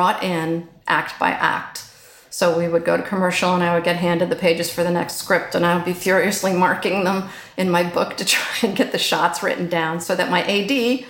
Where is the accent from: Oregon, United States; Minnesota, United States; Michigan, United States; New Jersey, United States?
New Jersey, United States; moved away; I'm originally from just outside Manhattan